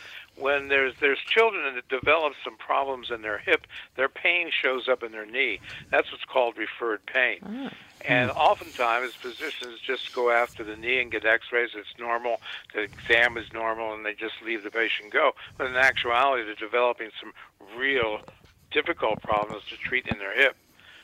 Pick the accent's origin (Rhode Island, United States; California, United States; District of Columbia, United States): District of Columbia, United States; Washington; I grew up actually in Washington, D.C. That was where I was born, and then after that, of course, went away for all the other educational experiences. I returned to D.C.